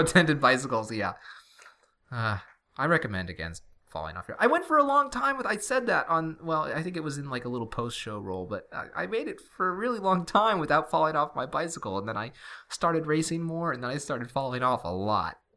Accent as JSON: {"language": "English", "region": "New England", "country": "United States", "tie": "born or raised there", "also_born_or_lived": "Middle Tennessee / Nashville", "moved": "yes", "said": "have mostly lived our whole lives here, and everything here is really close together, actually. And we have this weird New England parochialism"}